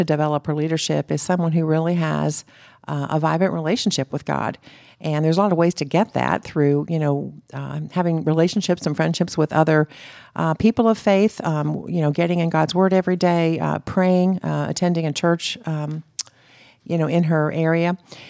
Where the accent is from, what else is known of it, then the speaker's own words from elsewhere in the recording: Florida, United States; And that's what growing up in Florida was able to do for me.